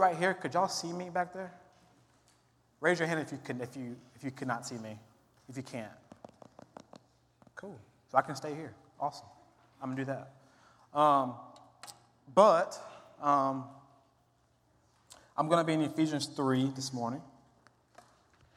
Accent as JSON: {"language": "English", "region": "Mississippi", "country": "United States", "said": "I'm from Mississippi, which is the Bible Belt"}